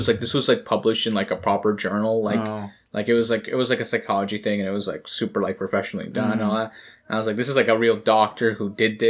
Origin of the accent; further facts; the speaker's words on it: Canada; I'm just Canadian.